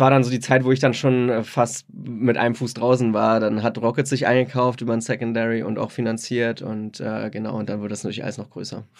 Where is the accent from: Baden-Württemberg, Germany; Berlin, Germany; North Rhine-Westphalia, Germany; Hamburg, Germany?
Berlin, Germany; ich bin aus Berlin, Berlin gebürtiger Berliner, äh, hab, bin in Hellersdorf aufgewachsen